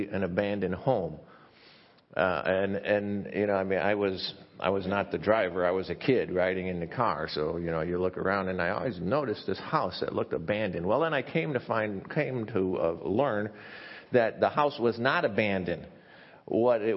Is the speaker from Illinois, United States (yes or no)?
yes; near Chicago, Illinois, United States; I grew up near Chicago, it was in a suburb